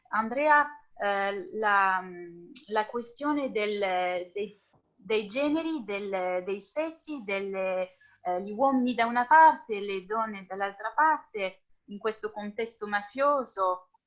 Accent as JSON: {"language": "French", "region": "Southern Italy", "country": "Italy", "said": "et moi, je viens du sud profond de l'Italie, où, où voilà, il n'y a pas vraiment euh, cette question sexiste en fait du genre qui, se pose."}